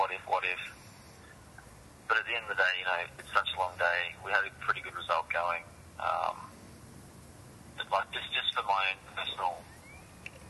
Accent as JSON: {"language": "English", "town": "Albury", "region": "New South Wales", "country": "Australia", "tie": "born or raised there", "moved": "yes", "said": "I just arrived in Albury, Wodonga, which is like my hometown, you know, Brad Jones country"}